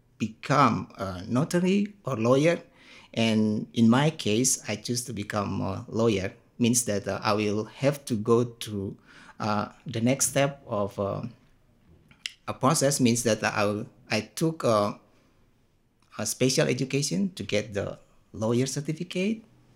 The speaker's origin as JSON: {"language": "English", "town": "Ambon", "region": "Maluku", "country": "Indonesia", "also_born_or_lived": "Jakarta", "said": "I'm from Ambon actually, but most people won't believe that I'm an Ambonist. But I'm from Ambon, and then most of my life is I spent in Jakarta."}